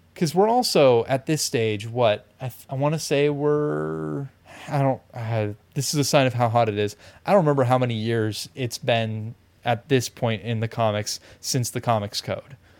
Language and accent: English; California, United States; we are both Californian. We're both, like, coastal, urban Californians